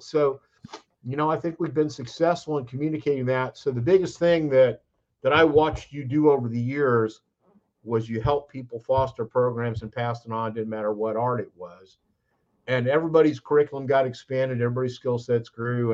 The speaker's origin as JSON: {"language": "English", "region": "California", "country": "United States", "moved": "yes", "lives_now": "Statesboro, Georgia, United States", "said": "I'm from California"}